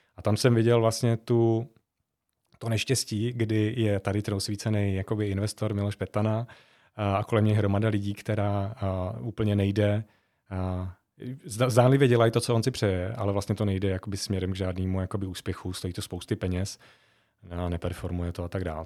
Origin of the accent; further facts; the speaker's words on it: Žatec, Ústí nad Labem Region, Czechia; moved away; also born or lived in Zlín; jsem hrdý na to, že jsem ze Sudet, uh, a zvlášť jako ze Žatce, z města, který, je, který má velmi smutnou uh, minulost, uh, i, i, i radostnou, i smutnou a vlastně já jsem vyrost v té jakoby post smutný